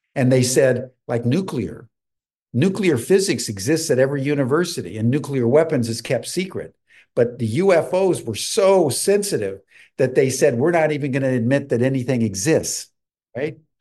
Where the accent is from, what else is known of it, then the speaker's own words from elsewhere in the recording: United States; as an American